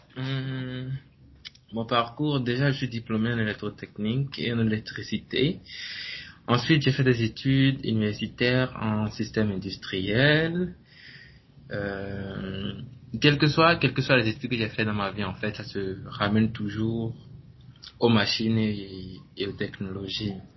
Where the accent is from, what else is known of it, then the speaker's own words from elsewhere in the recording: Benin; Je suis béninois, né, au Bénin.